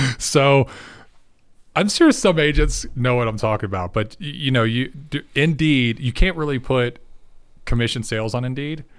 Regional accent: Tennessee, United States; now in Dallas, United States; I'm a, believe it or not, a six foot seven, half Puerto Rican that grew up in Tennessee.

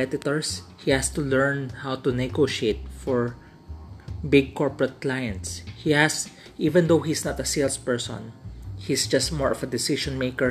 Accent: Philippines; as a Filipino, especially in the Philippines

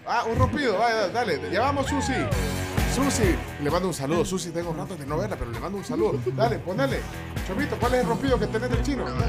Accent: Guatemala; Nos molestamos así los chapines

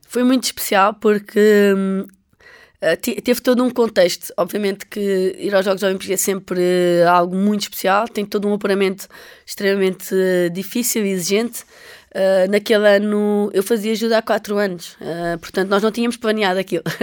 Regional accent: Almada, Lisbon, Portugal; eu cresci, eu nasci em Lisboa, uh, nasci em Almada, portanto estava muitas vezes na costa da Caparica

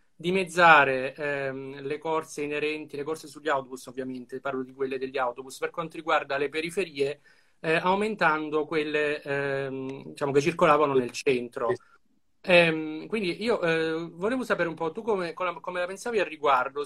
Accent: Apulia, Italy; io sono della Puglia

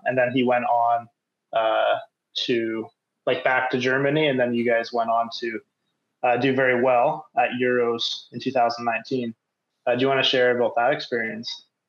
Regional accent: Canada; moved away as an adult; now in Norway; I'm from Canada, so we had to learn French

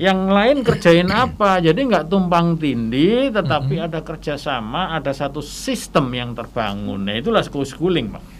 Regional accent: Surabaya, East Java, Indonesia; saya berasal dari Surabaya

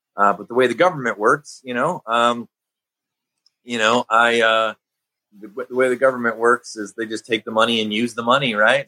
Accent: Chicago, Illinois, United States; growing up in Chicago

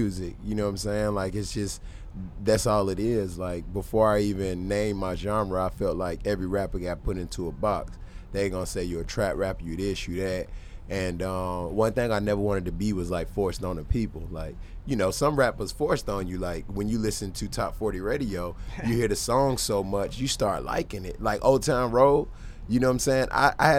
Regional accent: Charlotte, North Carolina, United States; I was born and raised in Charlotte

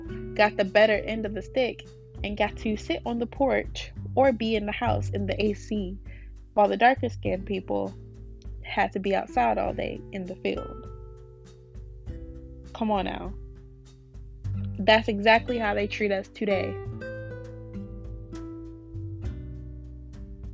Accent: Wake Forest, North Carolina, United States; We're from here. We live here.

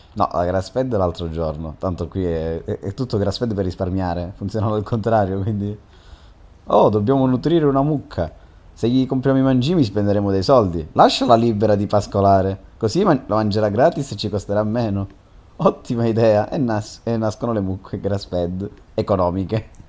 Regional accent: Catanzaro, Calabria, Italy; noi che siamo di Catanzaro

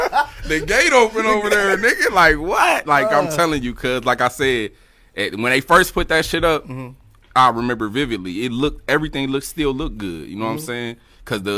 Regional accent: Dayton, Ohio, United States; I grew up, shit, all over for real. Cause like my mom, I mean, in the city though, Dayton, right, for sure. We started in Dayton.

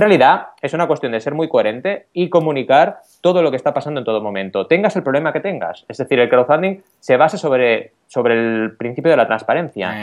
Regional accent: Barcelona, Catalonia, Spain; yo, que vengo de Barcelona

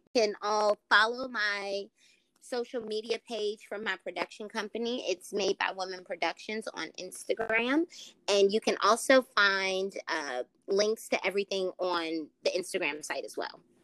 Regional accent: Richmond, United States; I'm in my hometown

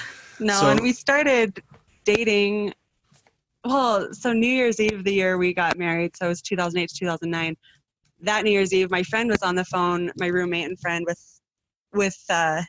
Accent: Evanston, United States; And I'm from Evanston and I grew up in a family with 7 kids.

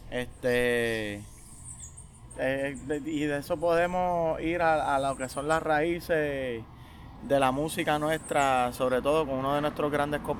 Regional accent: Manuela Pérez, Puerto Rico; fue que yo crecí, de aquí es que yo me siento, donde en cualquier parte del mundo donde yo me pare, yo soy de aquí, de Manuela Pérez. Me siento orgulloso de ser aquí, de ser de aquí

